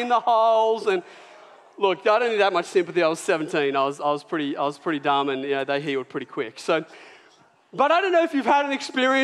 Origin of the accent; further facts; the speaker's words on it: Port Macquarie, New South Wales, Australia; I grew up in Port Macquarie.